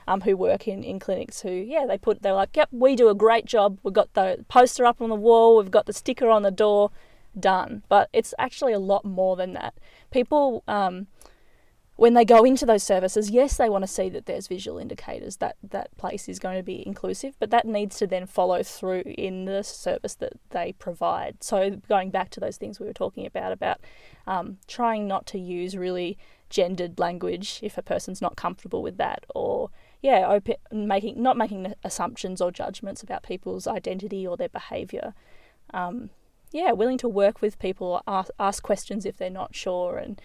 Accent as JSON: {"language": "English", "town": "Molesworth", "region": "Tasmania", "country": "Australia", "tie": "born or raised there", "said": "growing up in Molesworth"}